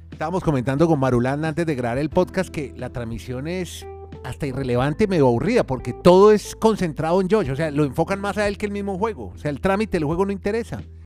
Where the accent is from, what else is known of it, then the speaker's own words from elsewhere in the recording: Colombia; somos colombianos